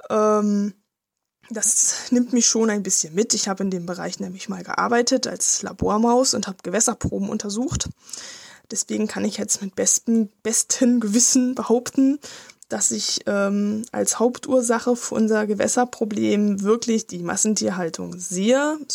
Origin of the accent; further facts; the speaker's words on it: Lower Saxony, Germany; was mich als Niedersachse natürlich ganz besonders aufregt.